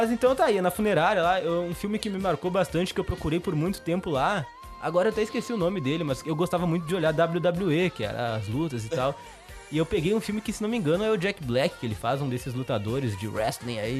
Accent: Sertão, Brazil; na pequena cidade onde, onde nasci, onde me criei, onde cresci, aquele pequeno vilarejo

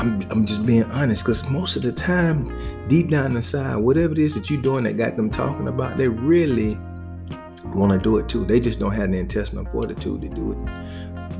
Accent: the South, United States; I'm a boy from the South

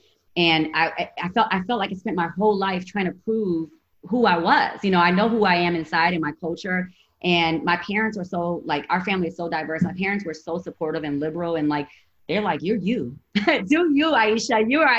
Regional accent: Gary, Indiana, United States; also born or lived in Chicago; my high school was predominantly Black. I grew up in Gary, Indiana. I had 55 in my graduating class.

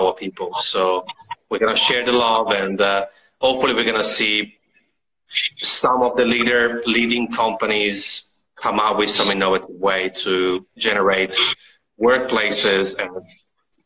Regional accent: Italy; now in Australia; I'm from Italy originally

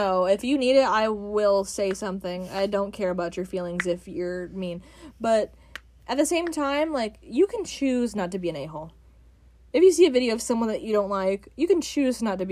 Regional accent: the South, United States; I grew up in the South

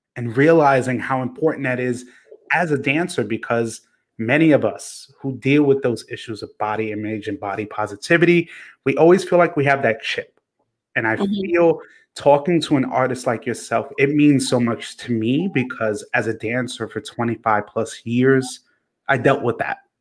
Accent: New York City, New York, United States; a New Yorker

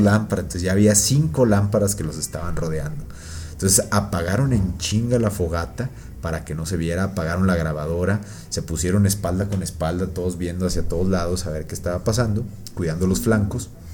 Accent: Mexico; somos mexicanos

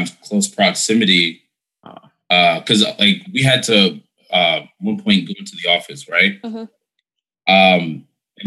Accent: United States; we all Americans

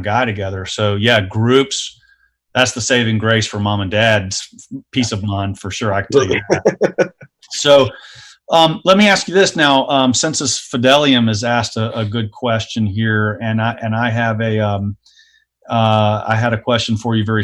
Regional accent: the South, United States; I grew up in the South

